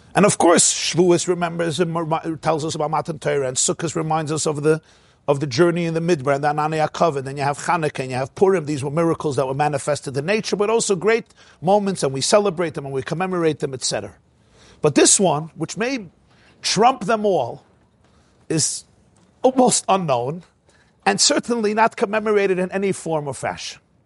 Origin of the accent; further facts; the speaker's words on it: United States; I'm an American boy